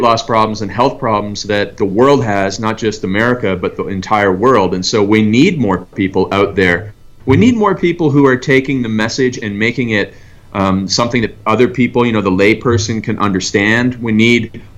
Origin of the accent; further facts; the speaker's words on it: Canada; moved away; I grew up in Canada